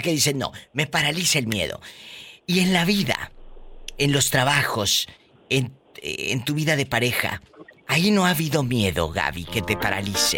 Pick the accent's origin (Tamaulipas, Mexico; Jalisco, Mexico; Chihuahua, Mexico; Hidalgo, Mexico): Tamaulipas, Mexico; Matamoros; moved away; estaría en Matamoros